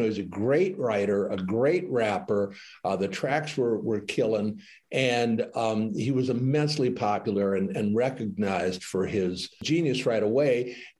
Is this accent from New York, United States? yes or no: no; Detroit, Michigan, United States; I feel a personal bias because I grew up in Detroit.